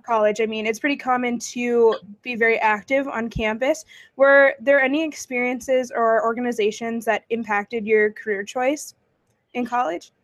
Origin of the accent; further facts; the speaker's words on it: Lakota, North Dakota, United States; I graduated with in Lakota, North Dakota